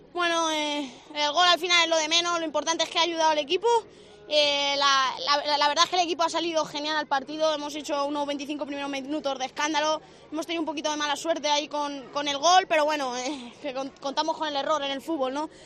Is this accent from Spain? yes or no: yes; Madrid, Community of Madrid, Spain; yo soy de Madrid